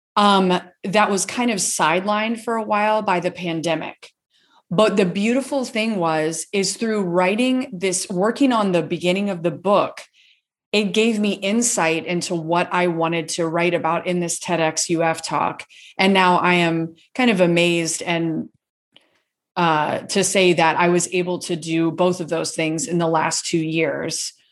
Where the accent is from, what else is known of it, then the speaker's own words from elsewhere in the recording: Gainesville, Florida, United States; I grew up in Gainesville, Florida and where I'm currently living